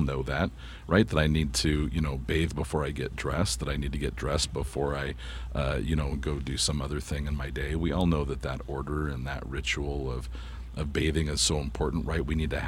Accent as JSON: {"language": "English", "country": "United States", "said": "I love being an American."}